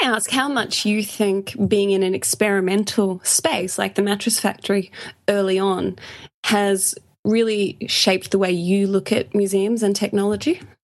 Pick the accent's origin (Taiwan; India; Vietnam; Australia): Australia; accent: Australian; I am from Australia